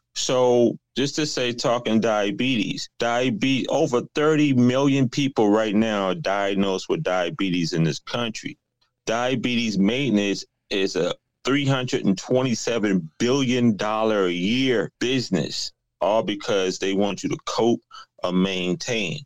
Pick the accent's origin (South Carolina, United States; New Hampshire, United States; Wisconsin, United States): South Carolina, United States; moved away as an adult; also born or lived in New York; now in Atlanta, United States; I was originally from South Carolina, but I moved to New York. Now I'm in Atlanta